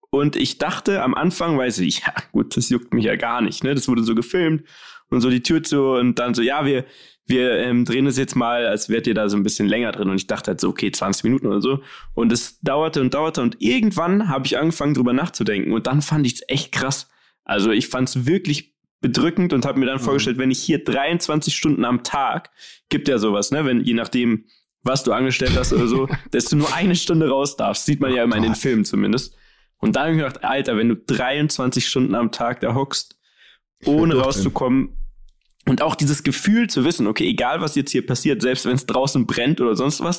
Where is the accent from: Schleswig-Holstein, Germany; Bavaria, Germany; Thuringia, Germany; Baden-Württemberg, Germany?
Bavaria, Germany; als Bayer kennt man sich